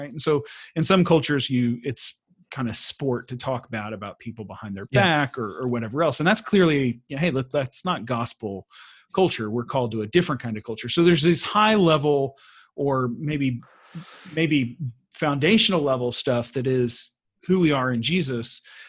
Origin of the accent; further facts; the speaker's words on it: the South, United States; now in Sweden; Like, as a Southerner, I grew up opening the doors for my mom and other females. And you don't do that in Sweden.